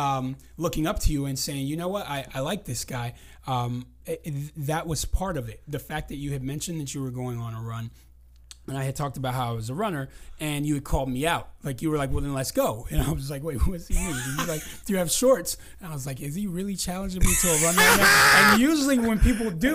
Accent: San Diego, California, United States; accent: Californian; In San Diego in 81. That's why like I talk very Californian, as people would say.

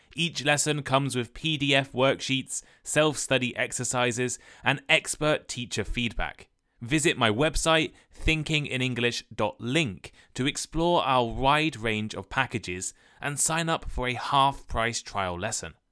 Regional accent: England, United Kingdom; moved away as an adult; also born or lived in Taiwan / Japan; I'm from the U K, people more specifically from England

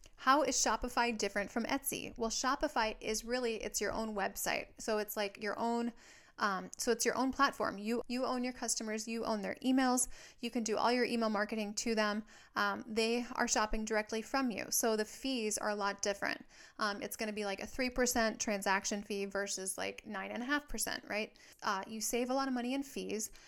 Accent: Minnesota, United States; now in Southern California, United States; I live in Southern California, but I'm from Minnesota

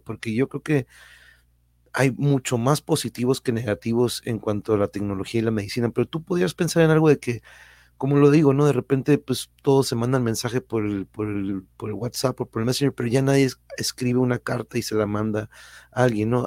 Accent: Tijuana, Baja California, Mexico; also born or lived in Mexico City; mi querida ciudad

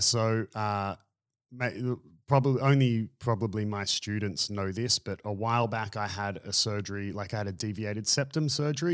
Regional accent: Byron Bay, New South Wales, Australia; I grew up in Byron Bay

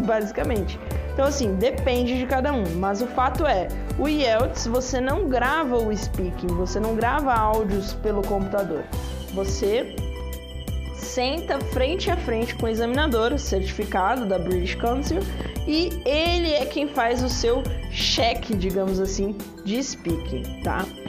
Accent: Brazil; nós somos brasileiros

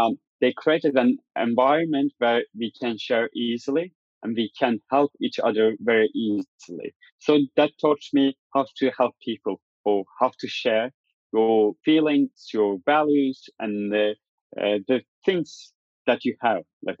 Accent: Turkey; born or raised there; moved away as an adult; also born or lived in Istanbul

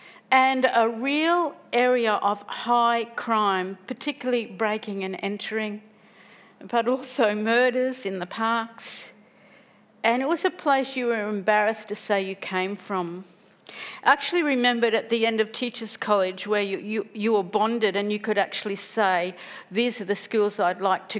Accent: Woodridge, Queensland, Australia; I grew up in Woodridge.

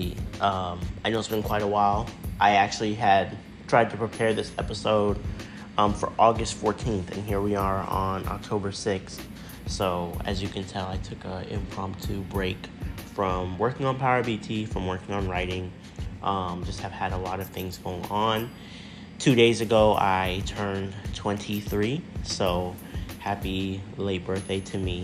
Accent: United States; I'm an American citizen. I was born in the United States

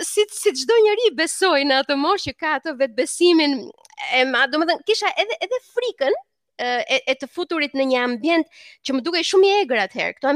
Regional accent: Berat, Berat County, Albania; unë jam nga Berati

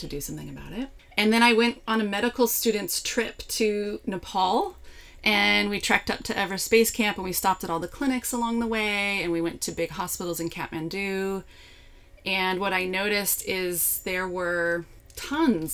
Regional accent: East Bay, California, United States; also born or lived in Davis, California; now in Santa Rosa, United States; back to my hometown. My dad still had the big house we grew up in, so there was room for me and my kids, and we could just regroup. So we lived there and figured out our next steps. So I was living in the East Bay.

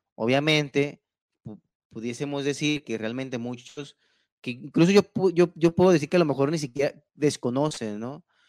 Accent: Mexico; como mexicanos y como ciudadanos

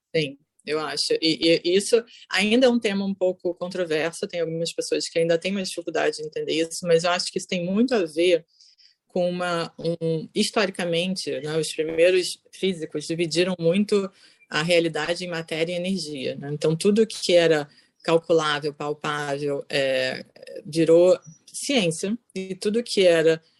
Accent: Rio de Janeiro, Brazil; moved away as an adult; also born or lived in São Paulo, Brazil / Bogotá, Colombia; now in Netherlands; Sou carioca, mas morei em São Paulo.

